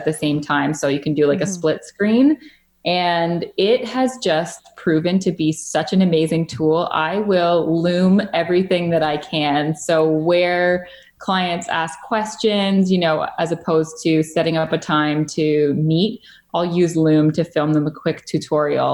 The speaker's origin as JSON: {"language": "English", "town": "Georgetown", "region": "Ontario", "country": "Canada", "tie": "born or raised there", "lives_now": "Lindsay, Canada", "said": "I grew up in a town about 45 minutes outside Toronto called Georgetown."}